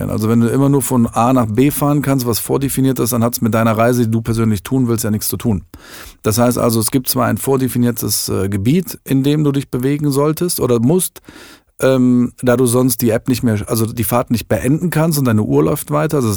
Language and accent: German; Düsseldorf, North Rhine-Westphalia, Germany; als ein Düsseldorfer Startup von einem echten Düsseldorfer für seine Leute